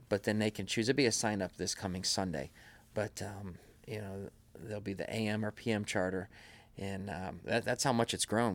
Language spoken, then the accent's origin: English; Madison, United States; we grew up over in Madison